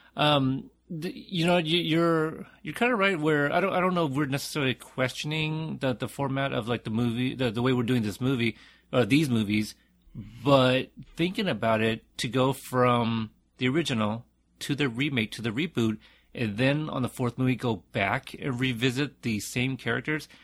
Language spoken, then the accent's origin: English; United States; I am Asian American, but I, uh, you know, I was born in America.